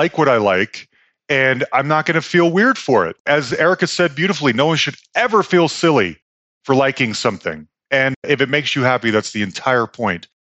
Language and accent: English; California, United States; So I grew up in the Bay Area.